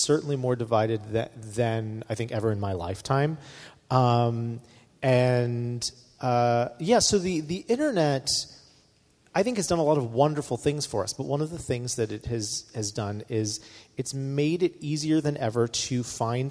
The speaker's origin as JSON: {"language": "English", "region": "North Carolina", "country": "United States", "said": "I come from North Carolina where we have a very strong opinions on barbecue"}